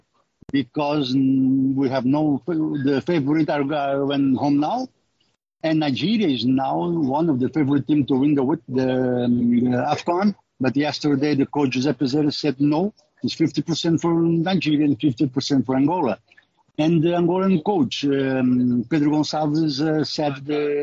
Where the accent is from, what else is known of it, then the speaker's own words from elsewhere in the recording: Cape Verde; now in United States; I'm from Cape Verde